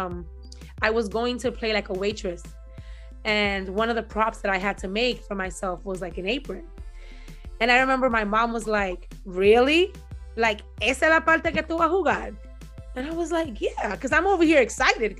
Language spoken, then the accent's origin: English; New York City, New York, United States; I grew up in the Marcy Projects in Brooklyn